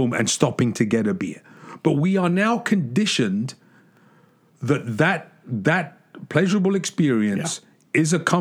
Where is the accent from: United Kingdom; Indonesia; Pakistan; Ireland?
United Kingdom; England; moved away; when I was a kid growing up in England